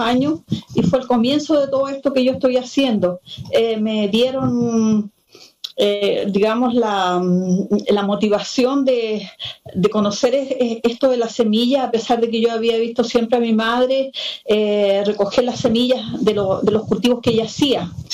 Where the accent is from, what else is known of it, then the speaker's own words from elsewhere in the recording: Salamanca, Coquimbo, Chile; soy de Salamanca, eh, específicamente de la localidad de Santa Rosa